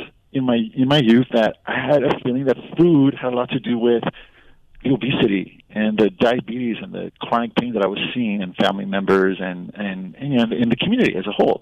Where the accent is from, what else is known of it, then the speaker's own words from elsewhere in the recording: Los Angeles, California, United States; where I grew up in Boyle Heights